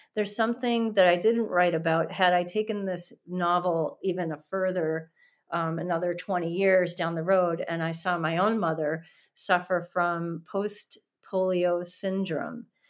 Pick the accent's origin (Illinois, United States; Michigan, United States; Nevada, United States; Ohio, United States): Illinois, United States; Chicago; Chicago as a setting um, because that's my hometown